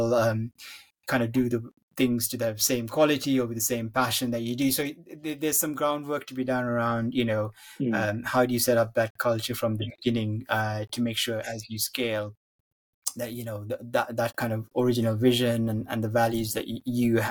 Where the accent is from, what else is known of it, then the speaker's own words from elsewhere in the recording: Sri Lanka; moved away; I grew up in Sri Lanka and had sort of family. I still have family back there.